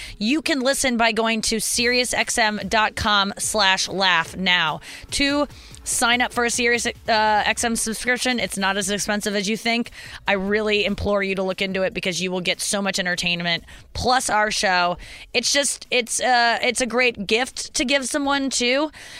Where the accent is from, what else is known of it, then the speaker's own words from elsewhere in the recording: St. Louis, Missouri, United States; I'm backstage in my hometown in St. Louis.